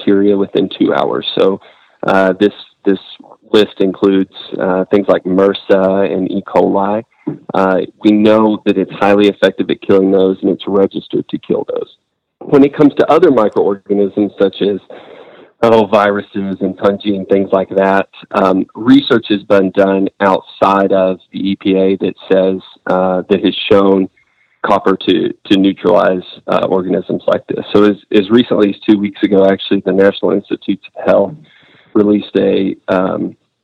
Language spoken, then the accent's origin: English; Amarillo, Texas, United States; I'm from Amarillo originally. I was born and raised here